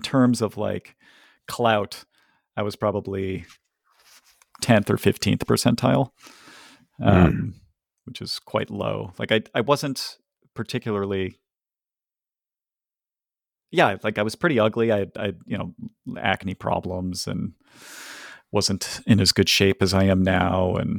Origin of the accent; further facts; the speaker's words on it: Ohio, United States; Or also, I'm from Ohio, and I like Ohio sports teams